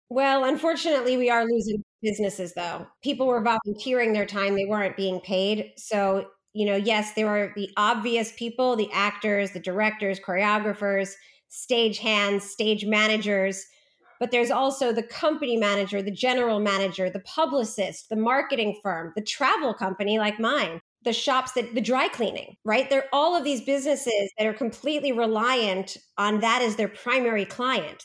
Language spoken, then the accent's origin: English; New York, United States; I grew up in New York